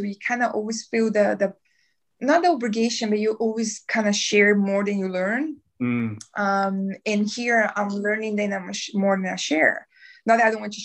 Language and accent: English; South Region, Brazil; English is a second language; moved away as an adult; also born or lived in North Brazil; now in New Zealand; I'm Brazilian from south of Brazil.